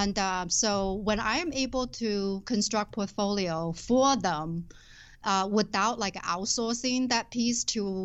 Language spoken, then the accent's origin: English; Shenzhen, Guangdong, China; moved away as an adult; now in Twin Cities, United States; I was born and raised in southern China. When I was 20 years old, I left my hometown, Shenzhen, to come to this country